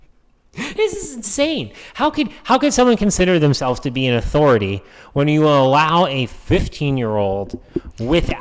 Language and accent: English; New Hampshire, United States; moved away; where we used to live in New Hampshire, and where I grew up in New Hampshire